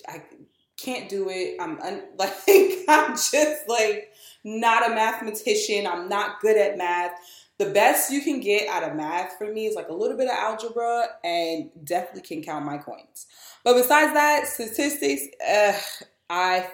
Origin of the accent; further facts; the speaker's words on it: New York City, New York, United States; also born or lived in Brooklyn; I was born there, but I was raised in Queens.